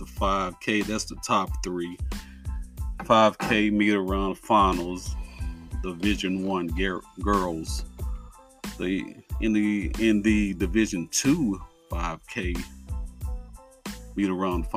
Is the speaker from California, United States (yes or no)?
no; Texas, United States; I'm from Texas.